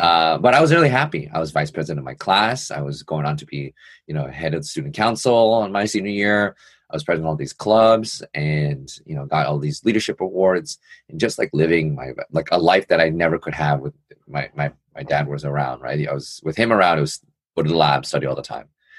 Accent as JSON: {"language": "English", "town": "New York City", "region": "New York", "country": "United States", "tie": "born or raised there", "said": "I'm born and raised in New York City"}